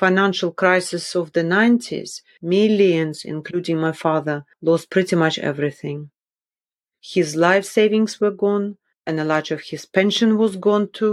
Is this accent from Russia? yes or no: yes; Magadan, Magadan Oblast, Russia; also born or lived in Kola Peninsula, Russia; I was born in the Kola Peninsula, which is a large peninsula in northwest Russia, located almost entirely in the Russian Arctic. So it's a very cold place. And when I was about 1, my parents decided, okay, it was time to move to northeast Russia, to the city of Magadan near the Sea of Okhotsk